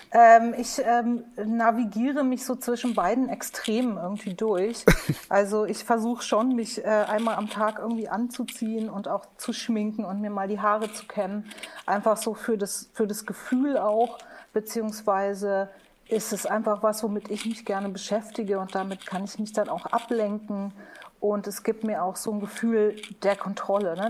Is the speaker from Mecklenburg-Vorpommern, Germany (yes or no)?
no; Munich, Bavaria, Germany; Ich bin ja in München äh, geboren worden ne? und aufgewachsen